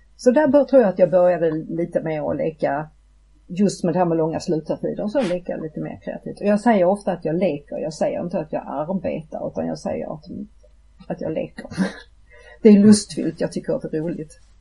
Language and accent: Swedish; Malmö, Skåne, Sweden; jag är född och uppvuxen i Malmö